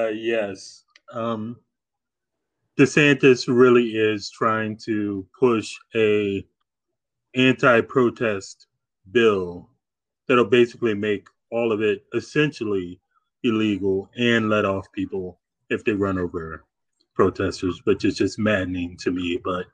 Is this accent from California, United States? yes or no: no; Lynchburg, Virginia, United States; now in Florida, United States; I'm from Lynchburg.